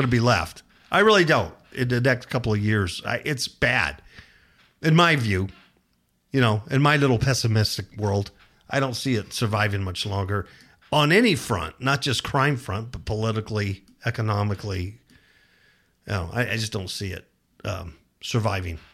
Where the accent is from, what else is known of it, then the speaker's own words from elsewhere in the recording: Southern California, United States; moved away as an adult; now in Nevada, United States; I come from California. Southern California. I was born and raised there